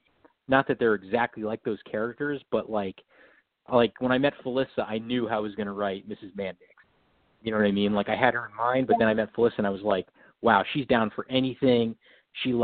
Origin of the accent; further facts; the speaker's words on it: San Diego, California, United States; moved away as an adult; also born or lived in New Jersey / New York; now in Los Angeles, United States; I'm mostly, you know, mostly in San Diego most of my life, but now been in LA for a while now